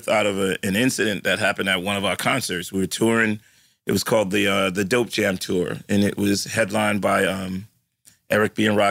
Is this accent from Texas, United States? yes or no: no; New York City, New York, United States; I'm from the Bronx